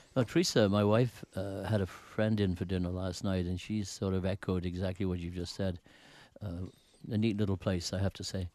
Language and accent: English; United Kingdom; moved away; I grew up in Britain